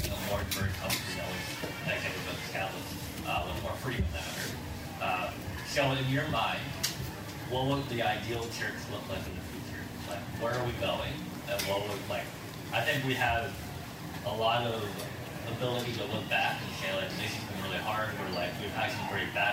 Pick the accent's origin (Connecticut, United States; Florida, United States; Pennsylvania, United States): Pennsylvania, United States; Lancaster; now in Seattle, United States; I grew up in Lancaster, Pennsylvania.